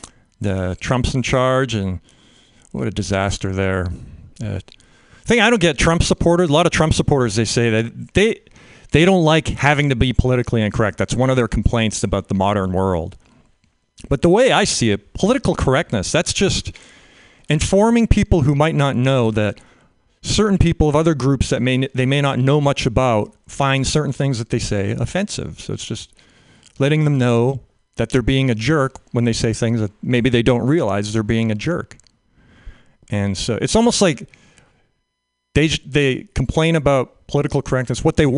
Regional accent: Canada; I grew up in Canada.

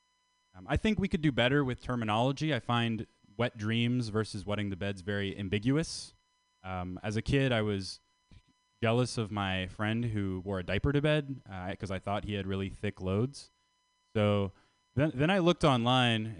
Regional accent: Canada; I'm from Canada

